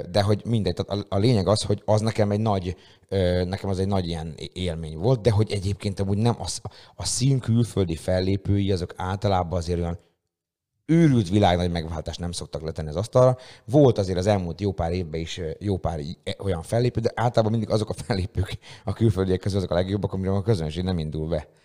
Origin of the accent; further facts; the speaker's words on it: Szeged, Csongrád-Csanád, Hungary; ez ilyen tényleg szegedi fesztivál, és mi, akik ilyen, ilyen nagyon szegediek vagyunk, és itt nagyon sok, azért neked is, nekem is viszonylag sok ismerős, barát, haver van a városban